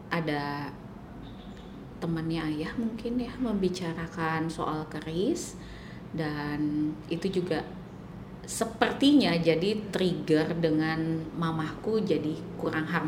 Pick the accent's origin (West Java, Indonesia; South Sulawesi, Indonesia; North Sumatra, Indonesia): West Java, Indonesia; gitu aku orang Sunda